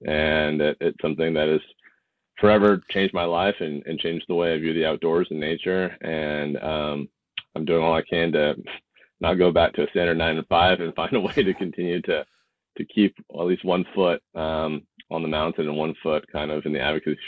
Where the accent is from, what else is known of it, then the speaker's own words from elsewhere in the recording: Poulsbo, Washington, United States; I grew up in the Northwest, kind of in a small Paulsbo. For those who are from the Northwest, a little Norwegian town. We grew up in a kind of in a farm over there on in Big Valley